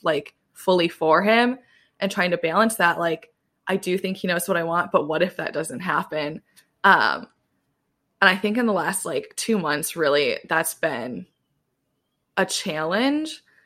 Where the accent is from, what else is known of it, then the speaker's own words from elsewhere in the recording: Southwest Michigan, United States; moved away as an adult; now in New York City, United States; I grew up in Southwest Michigan